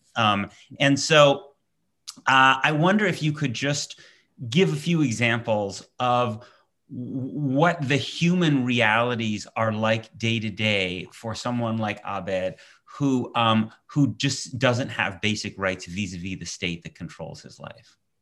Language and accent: English; United States; I'm an American Jew